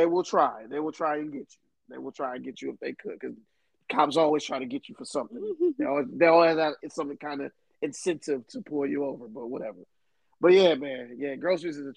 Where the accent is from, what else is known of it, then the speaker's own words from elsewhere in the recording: Michigan, United States; moved away; growing up in Michigan